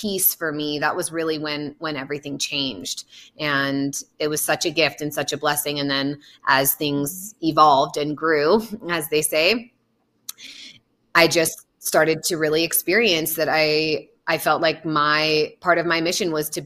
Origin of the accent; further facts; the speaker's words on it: the Redwoods, California, United States; I grew up in the Redwoods